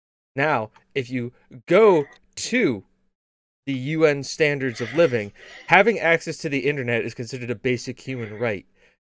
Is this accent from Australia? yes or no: no; United States; We're American.